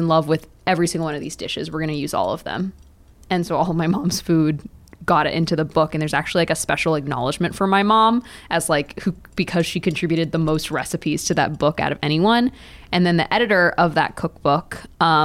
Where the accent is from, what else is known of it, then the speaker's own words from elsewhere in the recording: Dallas, Texas, United States; I grew up in Dallas, went to a school that was pretty much all white people